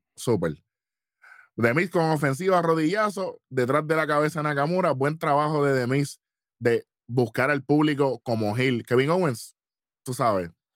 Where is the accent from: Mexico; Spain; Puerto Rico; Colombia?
Puerto Rico; lo apreciamos como país y lo apreciamos como puertorriqueño